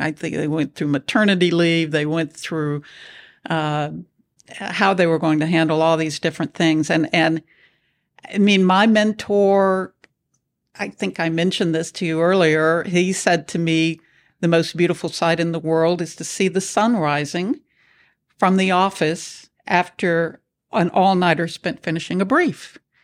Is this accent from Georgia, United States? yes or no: no; Nashville, Tennessee, United States; moved away as an adult; also born or lived in Houston, Texas; I grew up in Nashville, Tennessee